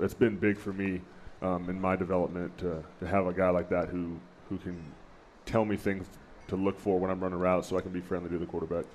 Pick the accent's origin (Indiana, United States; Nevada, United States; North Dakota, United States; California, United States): California, United States; Chico; moved away; I grew up in Northern California in a little town called Chico